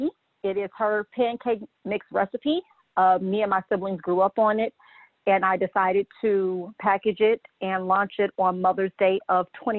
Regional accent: Gary, Indiana, United States; I'm from Gary, Indiana, which is the hometown of the late …, …

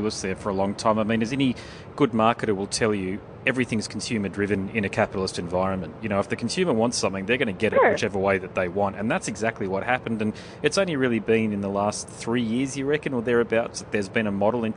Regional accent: Brisbane, Queensland, Australia; I'm from Brisbane

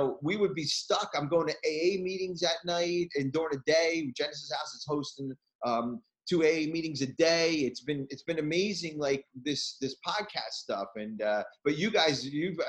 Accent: New Jersey, United States; I'm from Jersey

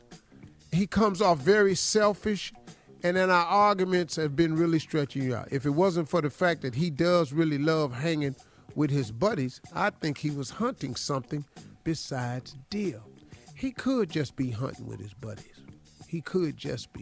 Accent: Cleveland, Ohio, United States; I'm from Cleveland.

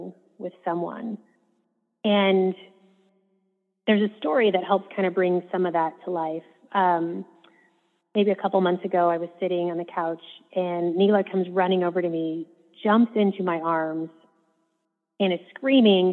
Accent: Midwest, United States; I grew up in the Midwest

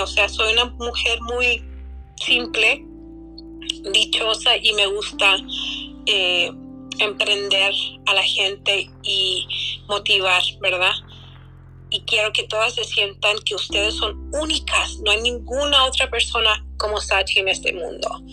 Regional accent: United States; cómo mis padres llegaron aquí y cómo crecí en dos mundos. Viviendo dos mundos no es fácil. ¿Cómo se puede vivir dos mundos sin perderte? ¿verdad? O soy americana y soy mexicana

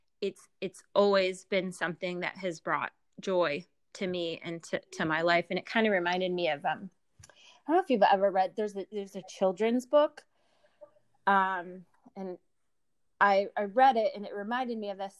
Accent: near Philadelphia, Pennsylvania, United States; moved away as an adult; now in Baltimore, United States; I grew up near Philadelphia, but I moved here about 20 years ago

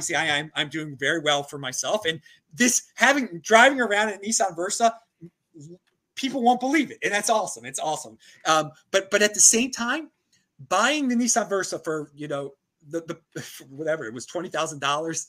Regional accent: East Coast, United States; I'm from the East Coast

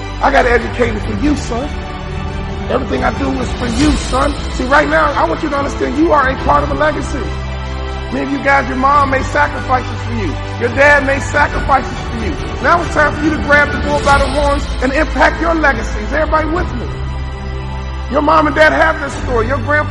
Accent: Chicago, Illinois, United States; I'm from Chicago.

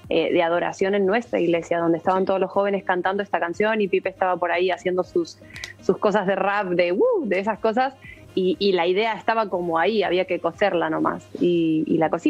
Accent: Argentina; now in Spain; Llevo varios años, llevo varios años en España, pero soy nacida en Argentina.

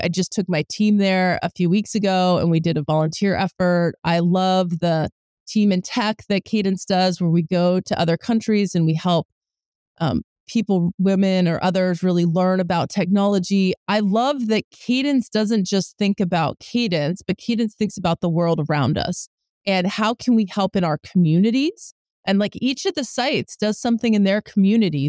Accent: Bay Area, California, United States; also born or lived in New Jersey; I grew up here

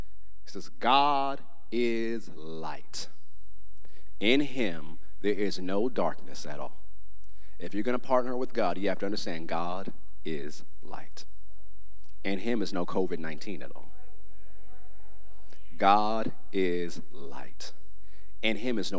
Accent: United States; I'm an American

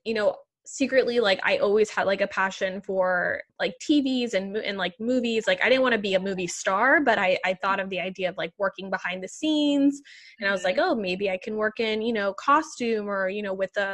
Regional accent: Puerto Rico; now in New York City, United States; growing up in Puerto Rico

